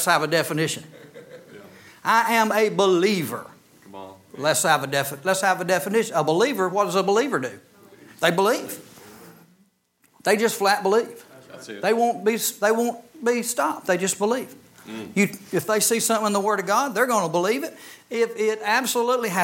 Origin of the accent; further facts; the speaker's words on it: Gadsden, Alabama, United States; I was born in Holy Name of Jesus Hospital in Gadsden, Alabama